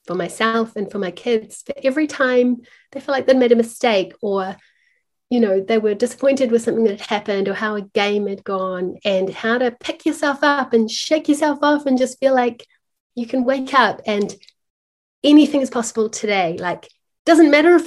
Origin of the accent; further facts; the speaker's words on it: Auckland, New Zealand; my hometown here in Auckland